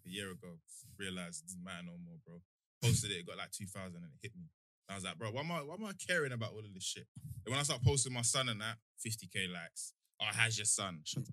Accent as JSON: {"language": "English", "area": "Bermondsey", "region": "London", "country": "United Kingdom", "said": "I'm from Bermondsey as well"}